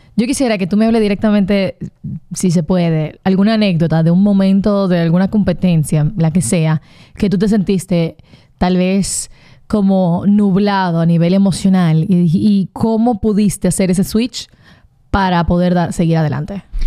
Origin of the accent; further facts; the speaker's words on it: Dominican Republic; como dominicanos